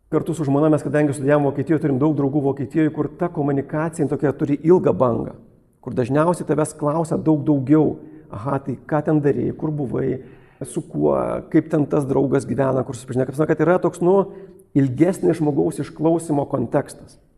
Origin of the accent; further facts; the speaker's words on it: Lithuania; Jis buvo vokietis, aš esu lietuvis